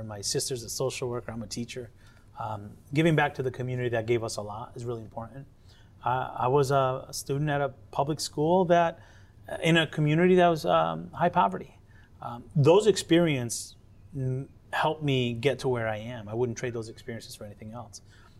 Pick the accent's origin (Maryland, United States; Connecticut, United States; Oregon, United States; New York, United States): Connecticut, United States; born there; I'm as American as apple pie and rice and beans. I was born in Connecticut.